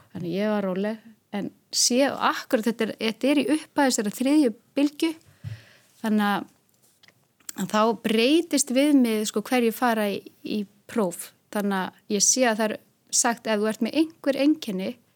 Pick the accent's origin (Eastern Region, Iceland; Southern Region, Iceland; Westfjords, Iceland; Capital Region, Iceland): Westfjords, Iceland; Hólmavík; ég er frá Hólmavík